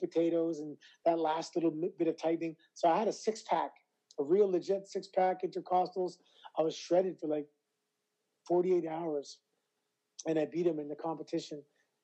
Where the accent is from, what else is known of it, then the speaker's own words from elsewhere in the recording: Toronto, Ontario, Canada; I was never introduced as being from Toronto because I'm a proud Canadian, proud Torontonian